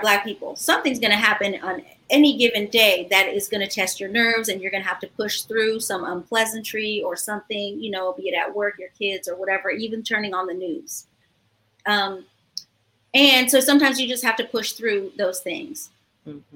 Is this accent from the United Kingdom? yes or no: no; Ghana; moved away; I grew up in Ghana as a child, and that's my cultural home